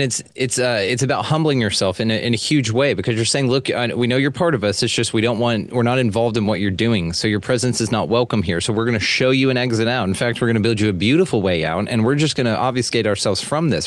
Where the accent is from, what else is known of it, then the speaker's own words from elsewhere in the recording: Texas, United States; I am Texan like crazy because I'm proud of this state